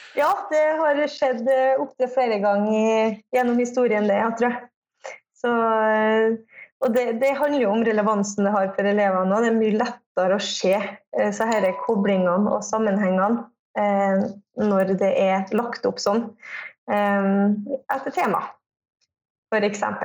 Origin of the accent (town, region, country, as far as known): Kristiansund, Møre og Romsdal, Norway